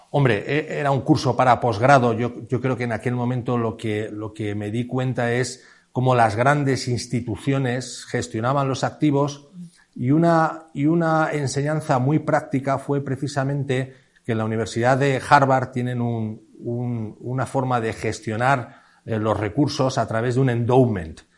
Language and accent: Spanish; Madrid, Community of Madrid, Spain; also born or lived in Segovia; yo soy de Madrid y mi, toda mi familia es de Madrid